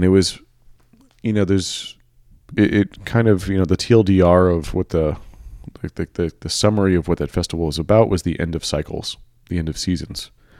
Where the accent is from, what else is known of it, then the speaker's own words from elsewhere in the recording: San Francisco, California, United States; by the way, I'm from San Francisco, so I gotta clarify this.